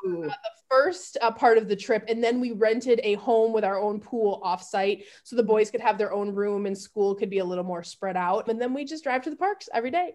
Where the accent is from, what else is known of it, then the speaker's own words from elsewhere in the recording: Grand Rapids, Michigan, United States; moved away as an adult; also born or lived in Houston, Texas; now in Austin, United States; So I grew up in the Midwest, Grand Rapids. I would say I'm from G-Rap, Grand Rapids, Michigan